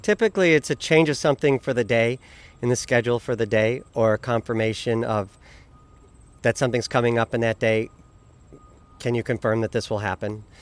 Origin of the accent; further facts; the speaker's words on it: Michigan, United States; moved away; I'm from Michigan.